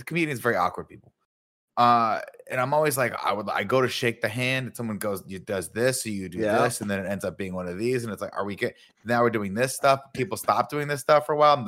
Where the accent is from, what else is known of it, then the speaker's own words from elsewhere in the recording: Southern California, United States; moved away as an adult; now in San Francisco Bay Area, United States; growing up in Southern California